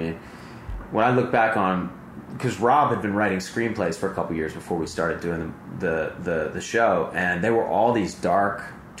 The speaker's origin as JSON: {"language": "English", "town": "Montgomery", "region": "Alabama", "country": "United States", "tie": "born or raised there", "said": "Like, where I grew up in Montgomery, like, people talk like this, you know?"}